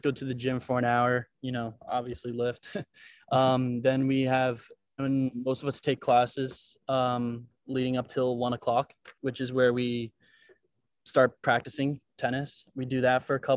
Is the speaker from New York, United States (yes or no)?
yes; New York, United States; moved away as an adult; now in New Orleans, United States; I'm from New York, so it still has that like city kind of vibe